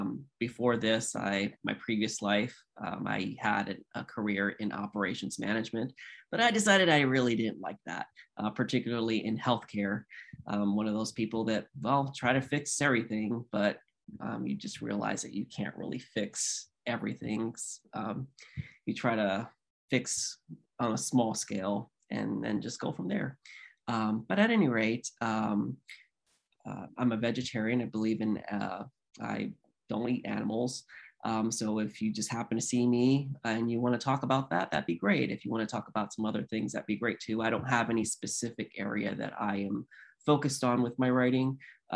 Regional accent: Philadelphia, Pennsylvania, United States; born there; I'm a military brat. I grew up in the military, so I grew up everywhere. I was born in Philadelphia, Pennsylvania, which is a city of brotherly love and where it all started.

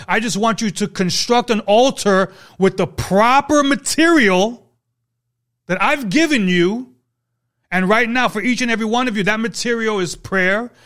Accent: New York City, New York, United States; I'm from New York, Brooklyn

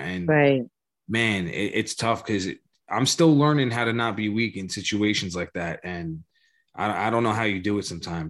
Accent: New York, United States; damn, growing up in New York, so goddamn weird.

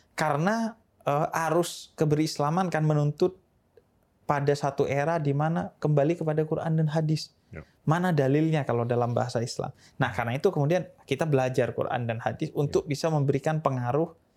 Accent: Bondowoso, East Java, Indonesia; Saya eh, lahir di Bondowoso, Jawa ya. Timur, bagian timur Jawa Timur

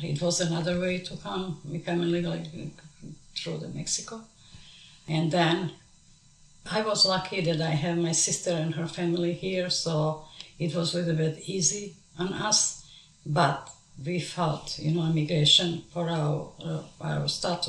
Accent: Kosovo; moved away as an adult; also born or lived in Montenegro; now in Dallas, United States; I was born in Montenegro. I'm coming from the parents were different nationality. My mom was Montenegrin and my father was Kosovar from Drenica. So I live in Montenegro with my parents for 14 years. After 14 years, we moved to Kosovo.

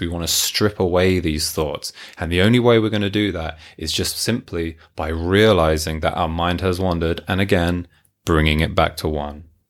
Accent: Hertfordshire, East of England, United Kingdom; moved away as an adult; also born or lived in Tokyo, Japan; now in Yamanashi, Japan; I am from London, England, originally, just north of London, Hertfordshire

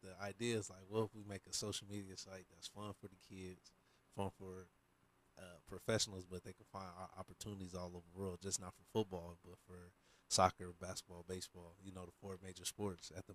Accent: Portland, Oregon, United States; me coming from a smaller town. You know, I'm from Portland

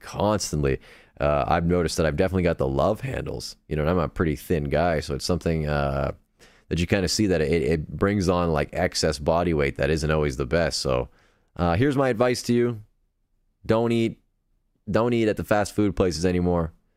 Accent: Canada; accent: Canadian; I'm Canadian

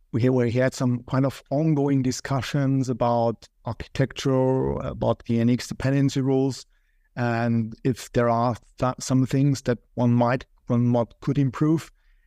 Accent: Austria; also born or lived in Vienna; I come from Austria

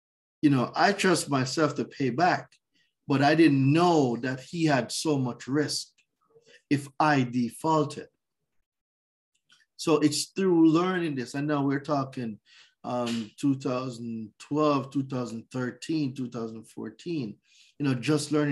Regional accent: Jamaica; moved away as an adult; also born or lived in New York; now in United States; So I was born in Jamaica. I lived there for 20 years

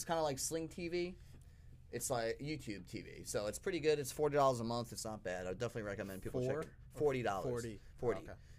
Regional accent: Selden, New York, United States; That was in Selden, my hometown.

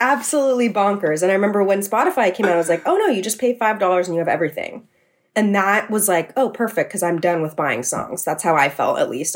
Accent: San Mateo, California, United States; moved away as an adult; now in New York City, United States; I'm from San Mateo, California. So I moved back home after I graduated college

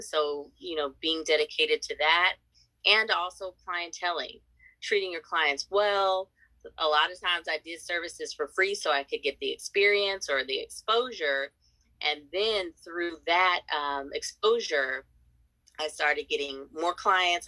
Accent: San Diego, California, United States; I am from San Diego, California

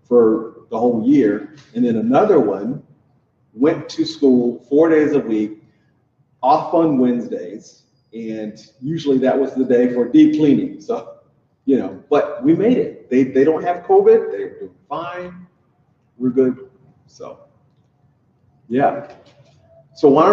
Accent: Louisiana, United States; moved away; my home state of Louisiana

